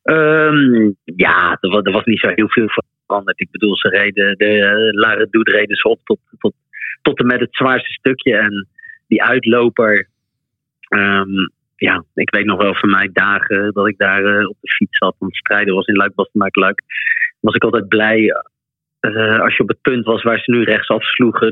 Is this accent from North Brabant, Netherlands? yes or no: no; The Hague, South Holland, Netherlands; moved away as an adult; now in Belgium; daar ben ik vlakbij eh, ook opgegroeid